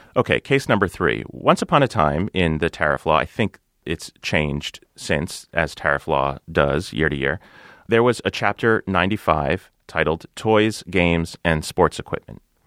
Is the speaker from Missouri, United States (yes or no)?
no; New Jersey, United States; my home state of New Jersey